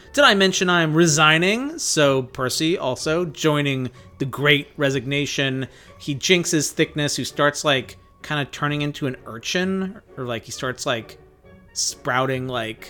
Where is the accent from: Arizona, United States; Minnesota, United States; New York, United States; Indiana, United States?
Arizona, United States; Phoenix; Oh God, I'm from the desert. I'm from Phoenix, Arizona. We don't have clams. We don't have crabs.